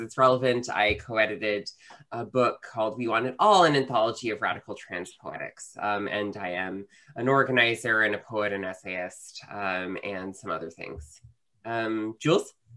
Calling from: New York City, New York, United States; I am uh, calling from uh, Queens, New York

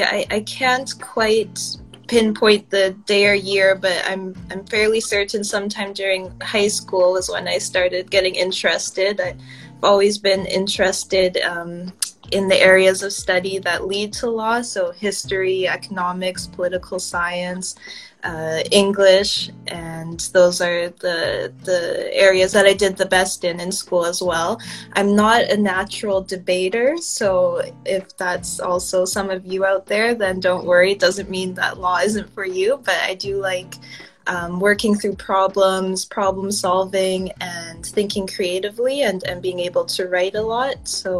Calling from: Vancouver, British Columbia, Canada; I'm calling in from Kitsilano in Vancouver, BC, on Coast Salish territory.

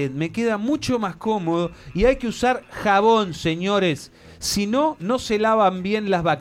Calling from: Virginia, United States; de Virginia y acá en los Estados Unidos no existe el bidet.

